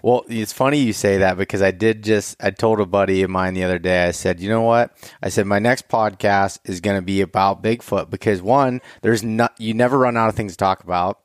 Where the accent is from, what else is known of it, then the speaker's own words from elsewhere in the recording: Pennsylvania, United States; I'm from Pennsylvania